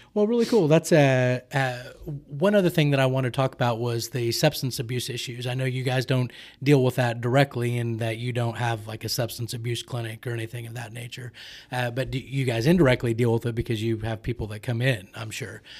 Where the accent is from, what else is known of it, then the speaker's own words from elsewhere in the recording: Oklahoma City, Oklahoma, United States; I grew up in Oklahoma City